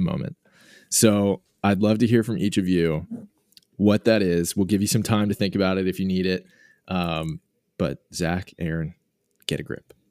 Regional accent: Boston, Massachusetts, United States; moved away as an adult; also born or lived in Portland, Oregon; now in New York, United States; I, I grew up in the Boston area and lived in Portland, Oregon for ten years for, for college and then afterwards, and then I, I just relocated to, to New York last year.

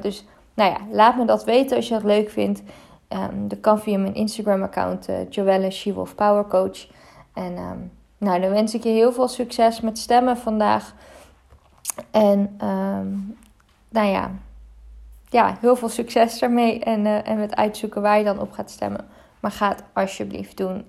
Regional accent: Netherlands; Ik ben ook in Nederland geboren. ik ben in Nederland opgegroeid. Ik, eh, ik leef echt al mijn hele leven in Nederland

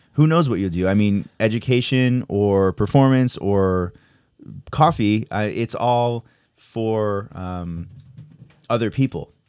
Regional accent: Connecticut, United States; now in New York, United States; I'm from Connecticut

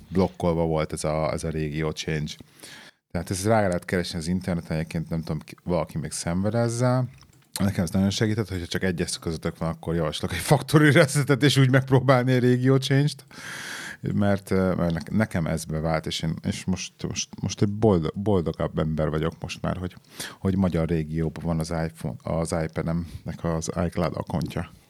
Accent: Hungary; moved away; also born or lived in England; Amióta hazaköltöztünk Angliából, nekem azóta um, problémát okoz az, hogy két világ között élek.

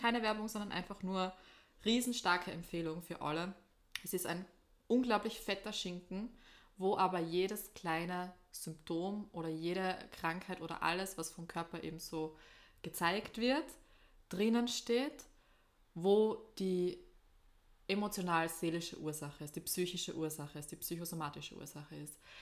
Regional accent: East Styria, Austria; Oststeiermark eigentlich mehr. Also eigentlich eher dort, wo ich herkomme

